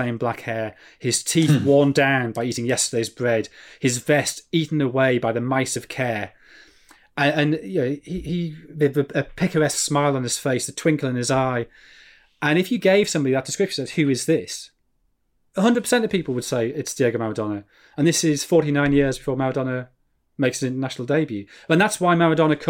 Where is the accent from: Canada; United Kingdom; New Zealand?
United Kingdom; Sunderland, North East England; moved away as an adult; Because I grew up in Sunderland, I'm a Sunderland fan. Sunderland is an expression of my relationship with a home I left 23 years ago.